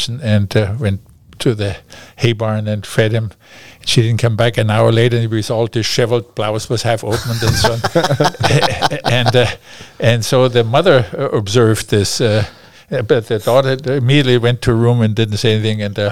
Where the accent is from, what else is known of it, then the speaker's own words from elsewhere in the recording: Garmisch-Partenkirchen, Bavaria, Germany; accent: German; English is a second language; moved away as an adult; also born or lived in Berlin / Hawaii / Paris; now in Alaska, United States; I headed back to Garmisch with my brothers and family.